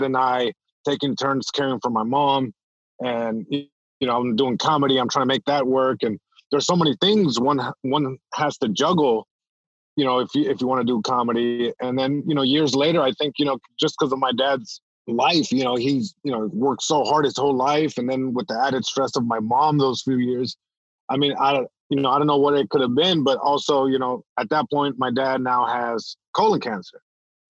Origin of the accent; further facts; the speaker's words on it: Long Beach, California, United States; first language Spanish; English is a second language; I'm born in Long Beach, California, born and raised. And even though I'm born here in the States, like my first language was Spanish